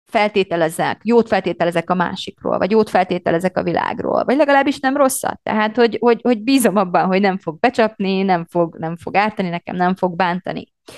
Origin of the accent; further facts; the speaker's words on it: Romania; moved away as an adult; now in Hungary; én Romániában nőttem fel, körülbelül nem is tudom, 20 éves koromig